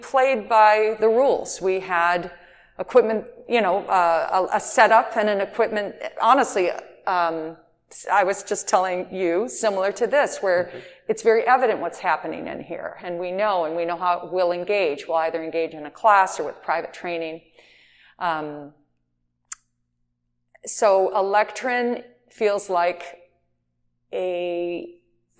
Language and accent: English; Detroit, Michigan, United States; moved away; also born or lived in Los Angeles; I'm from Detroit originally